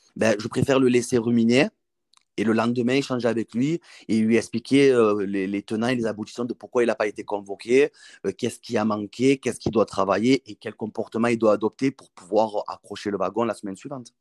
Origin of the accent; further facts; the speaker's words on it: Marseille, Provence-Alpes-Côte d'Azur, France; en tant que Marseillais, entraîner à l'Olympique de Marseille